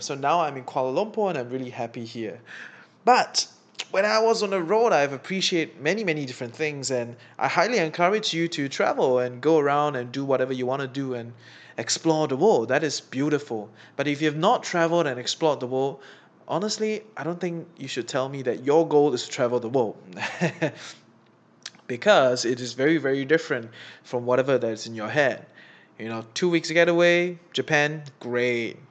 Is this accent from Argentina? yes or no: no; Singapore; As a Singaporean making Sing dollar